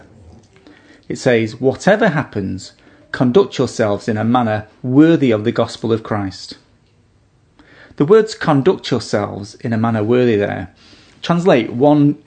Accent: United Kingdom; now in Australia; I'm a naturalised citizen of Australia, and here's my certificate to prove it. I'm also a British citizen

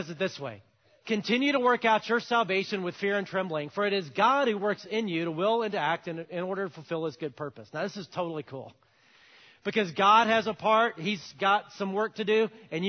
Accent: Alabama, United States; I'm from Alabama

